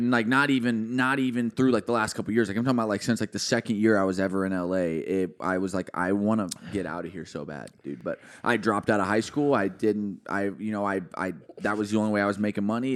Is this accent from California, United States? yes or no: no; Alvarado, Texas, United States; I'm from a small town where you got three thousand people in my hometown, dude. Like, no one really even makes music there. Like, no one really gets out of Alvarado